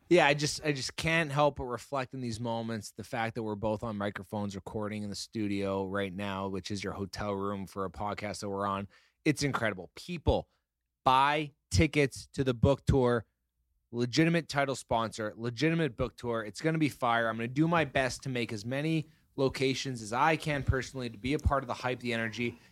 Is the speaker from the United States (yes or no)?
no; Canada; We're Canadian. We say it a little